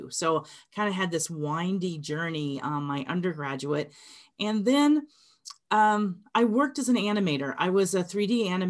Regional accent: Phoenix, Arizona, United States; also born or lived in Memphis; So I grew up in Phoenix. I was born in Memphis, Tennessee, but my mom decided she did not want to live in the Deep South anymore and moved us to Phoenix when I was 8 years old.

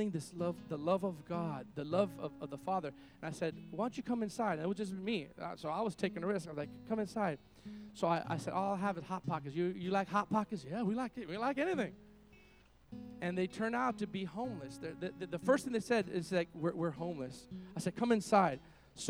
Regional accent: Miami, Florida, United States; moved away; I come from Miami

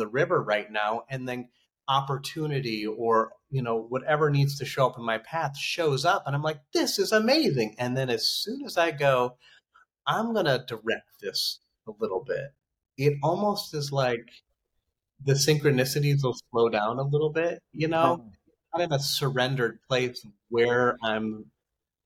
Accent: Idaho, United States; I'm a guy from Idaho

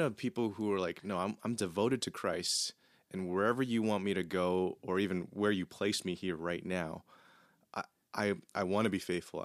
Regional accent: Canada; my privilege of being Canadian

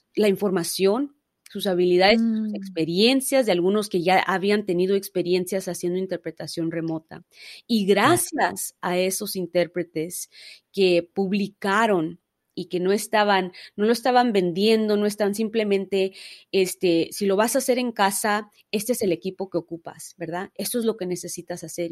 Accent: Los Angeles, California, United States; nací, crecí en Los Ángeles, California

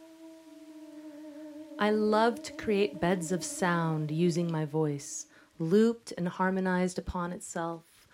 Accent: Los Angeles, California, United States; born and raised in Los Angeles, California

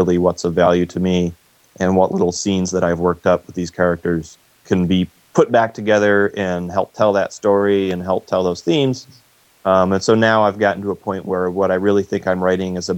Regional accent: Ann Arbor, Michigan, United States; So we grew up in Ann Arbor, Michigan, which is a little college town.

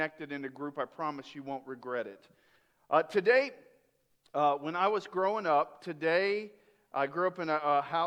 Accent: Tampa, Florida, United States; I grew up in Tampa in the 80s.

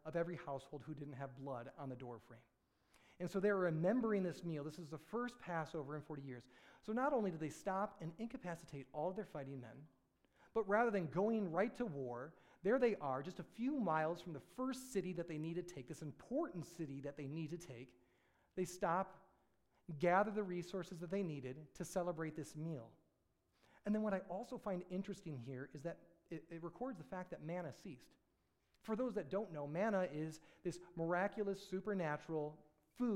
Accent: Bay City, Michigan, United States; I grew up in Lutheran school, so I went to Faith Bay City

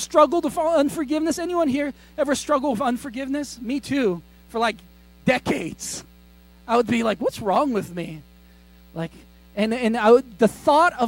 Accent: United States; I grew up in America

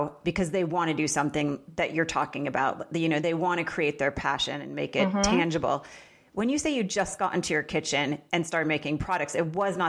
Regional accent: Vermont, United States; moved away; also born or lived in Los Angeles; I'm from Vermont

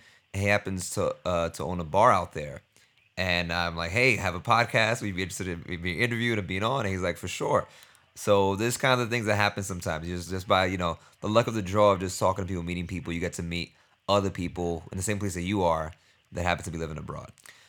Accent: New York City, New York, United States; I'm from New York City.

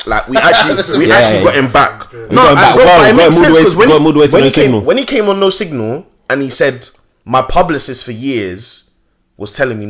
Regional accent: Jamaica; I'm, as a Jamaican as well, it's just extra embarrassing for me

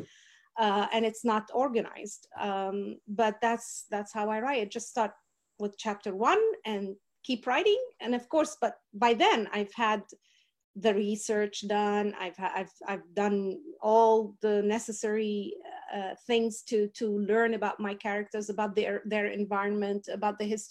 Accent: Kuwait; also born or lived in Wisconsin; now in Texas, United States; I was born in Kuwait and I grew up in Kuwait.

